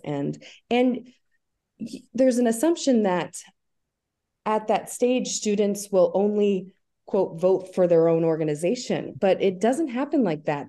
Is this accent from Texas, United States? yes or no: no; Albany, New York, United States; I'm from the Albany area. I grew up here. I went to high school here